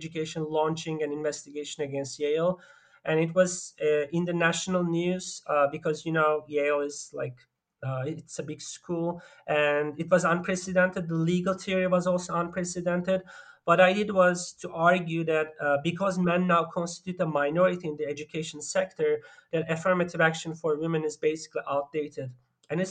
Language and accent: English; Turkey; moved away; also born or lived in Germany; I grew up mostly in Turkey and also in Germany.